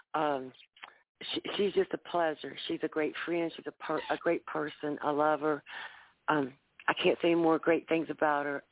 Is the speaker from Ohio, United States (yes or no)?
yes; Columbus, Ohio, United States; I'm from Columbus, Ohio, 614